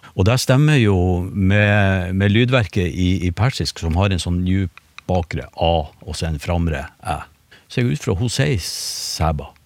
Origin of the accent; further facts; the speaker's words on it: Northern Norway, Norway; Nå er jeg nordlending